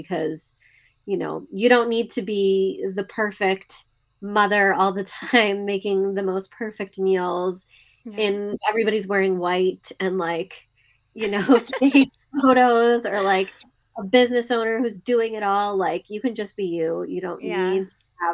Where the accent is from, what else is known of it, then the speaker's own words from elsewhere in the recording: Seattle, Washington, United States; now in Saratoga, United States; I grew up in the Del Mar area in Seattle, actually Seattle, Washington as well